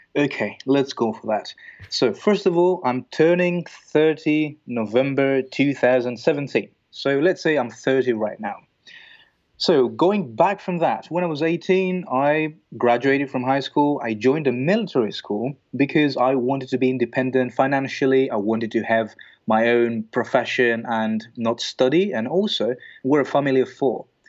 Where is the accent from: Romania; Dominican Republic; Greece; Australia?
Greece; moved away as an adult; also born or lived in Belgium; I'm, I'm originally from Greece. And then I moved to Belgium at the age of twenty-two.